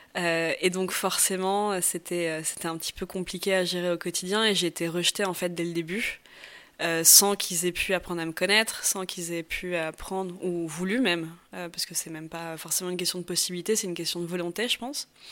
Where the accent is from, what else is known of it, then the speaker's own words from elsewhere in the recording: Paris, Île-de-France, France; moved away as an adult; now in Barcelona, Spain; je suis originaire de Paris, euh, Paris 16e